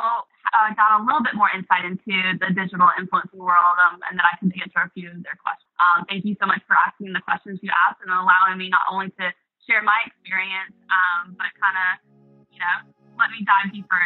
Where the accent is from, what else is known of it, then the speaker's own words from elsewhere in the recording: the South, United States; now in New York, United States; Growing up in the South, we do kind of stereotype on New York and Northerners.